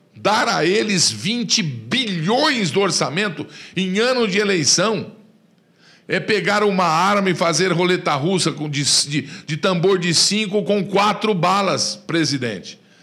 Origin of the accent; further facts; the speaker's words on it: Brazil; somos nós, povo do Brasil